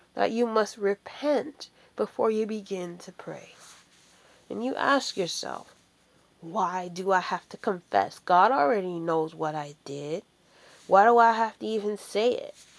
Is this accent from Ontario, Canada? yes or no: yes; Ontario, Canada; also born or lived in Washington, D.C. / Jamaica; as a Christian girl growing up in Ontario